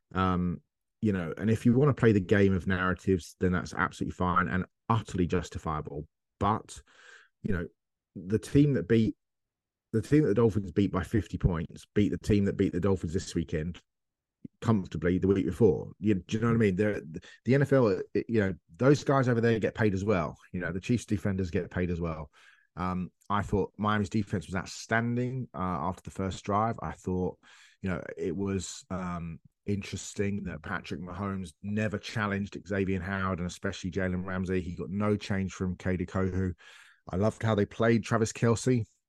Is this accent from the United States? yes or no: no; England, United Kingdom; I'm English